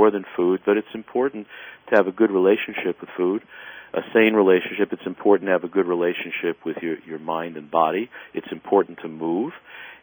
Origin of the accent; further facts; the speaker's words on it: New York City, New York, United States; I grew up in the South Bronx